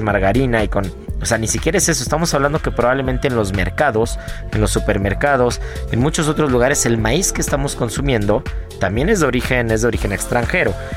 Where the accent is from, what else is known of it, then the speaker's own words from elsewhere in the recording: Mexico; como mexicanos